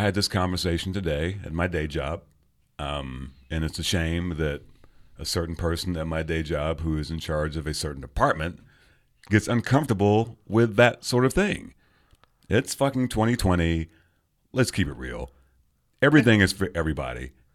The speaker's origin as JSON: {"language": "English", "region": "England", "country": "United Kingdom", "tie": "born or raised there", "also_born_or_lived": "London / Ipswich", "moved": "yes", "lives_now": "Kansas City, United States", "said": "I grew up in England. I, there was, I lived in London for years"}